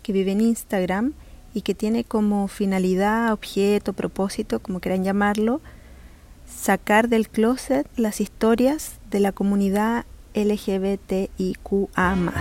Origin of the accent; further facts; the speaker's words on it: Chile; Soy una mujer chilena